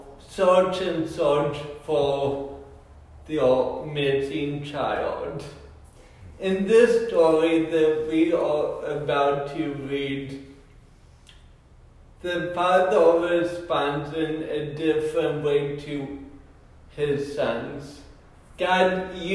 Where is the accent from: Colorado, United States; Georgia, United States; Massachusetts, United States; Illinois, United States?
Colorado, United States; moved away; I grew up in Colorado